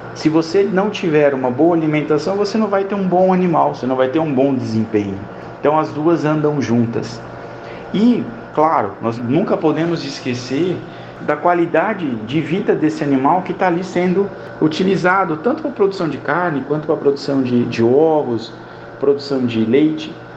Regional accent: São José dos Campos, São Paulo, Brazil; moved away as an adult; also born or lived in southern Minas Gerais; Sou natural de São José dos Campos, mas vivi em São Paulo durante muitos anos

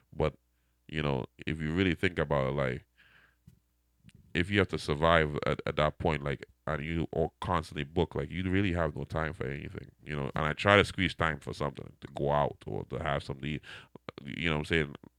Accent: Trinidad & Tobago; accent: Trinidadian; now in Fall River, United States; my Trinidadian, I can say my accent never go away

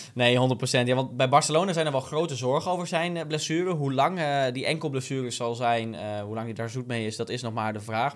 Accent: Hardenberg, Overijssel, Netherlands; also born or lived in Zwolle; Ik ben geboren in Hardenberg

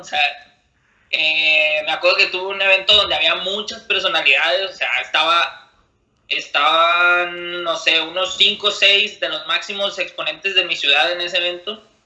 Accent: Monterrey, Nuevo León, Mexico; soy de Monterrey, México.

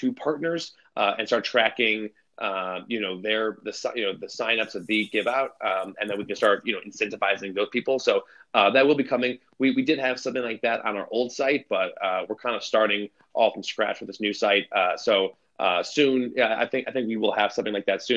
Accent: Chicago, Illinois, United States; I'm from Chicago.

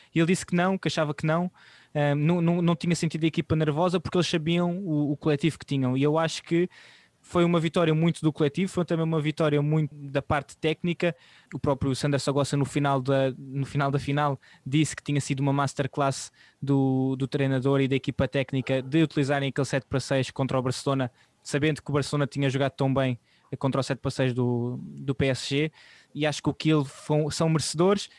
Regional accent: Portugal

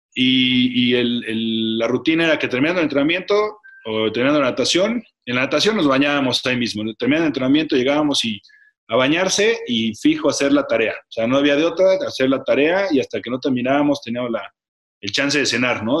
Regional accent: Mexico City, Mexico; al Parque del Seguro Social. Como te decía, nos quedaba muy cerca

